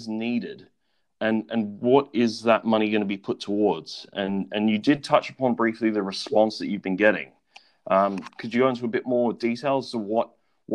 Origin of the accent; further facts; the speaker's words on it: Australia; moved away; I've got some friends back home in my home country of Australia